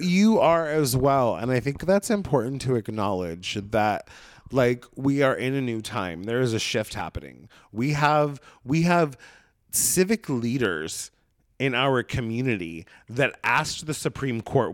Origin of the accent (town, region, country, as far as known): Brookings, Oregon, United States; born or raised there; moved away